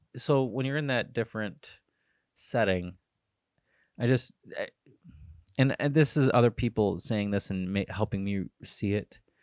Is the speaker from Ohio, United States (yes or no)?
yes; Cleveland, Ohio, United States; I'm from Cleveland, Ohio